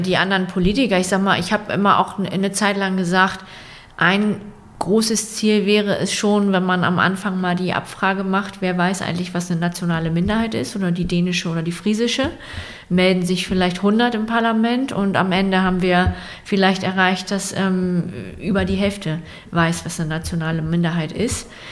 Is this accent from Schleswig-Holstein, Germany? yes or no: yes; Rendsburg, Schleswig-Holstein, Germany; ich bin in Rendsburg aufgewachsen